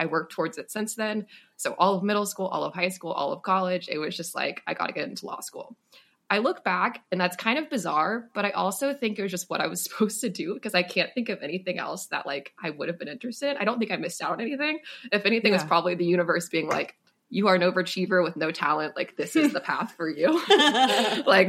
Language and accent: English; Austin, Texas, United States; moved away as an adult; now in Los Angeles, United States; I'm originally from Austin, Texas